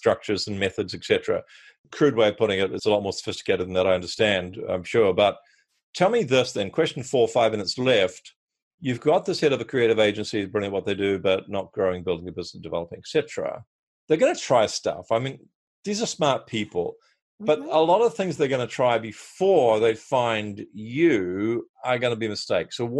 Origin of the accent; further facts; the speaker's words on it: Australia; accent: Australian; my Australian accent